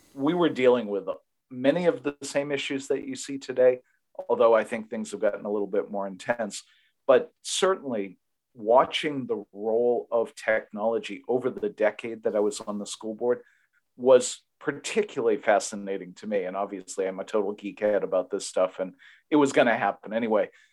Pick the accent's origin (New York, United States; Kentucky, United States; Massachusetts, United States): Massachusetts, United States; my home state of Massachusetts